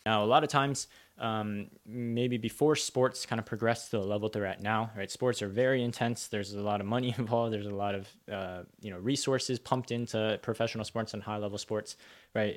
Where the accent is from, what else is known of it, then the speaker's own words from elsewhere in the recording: United States; I was born in America, raised in America, but uh, most like summer breaks growing up, we'd go to go visit family